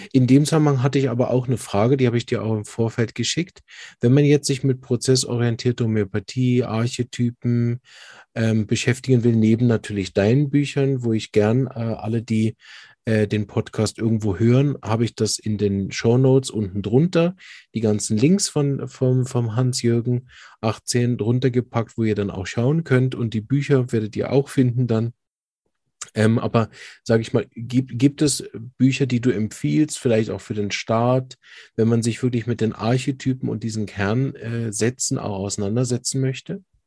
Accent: Berlin, Germany; moved away; ich komme ja ursprünglich aus Berlin

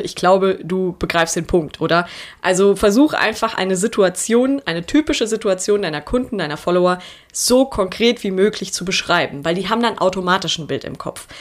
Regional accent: Germany; bei uns in Deutschland

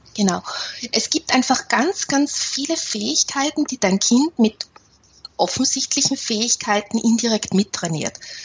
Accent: Austria; ich bin ja eine Österreicherin

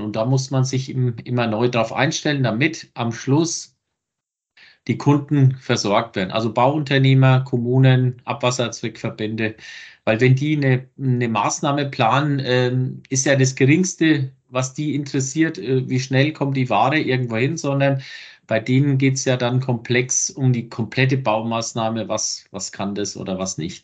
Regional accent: Lower Franconia, between Bad Kissingen and Schweinfurt, Bavaria, Germany; ich komme ja hier aus Franken, irgendwo zwischen Bad Kissingen und Schweinfurt

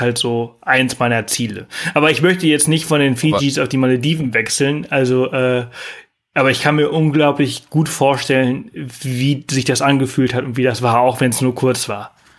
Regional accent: Mallorca, Balearic Islands, Spain; moved away; früher auf Mallorca, äh, wo ich aufgewachsen bin

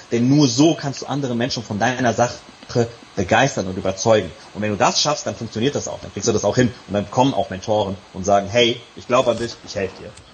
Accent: Serbia; bin gebürtiger Serbe

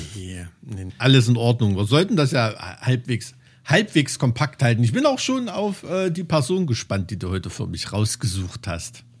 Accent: East Germany, Germany; in irgendeinem Plattenbau im Keller wie bei uns im Osten

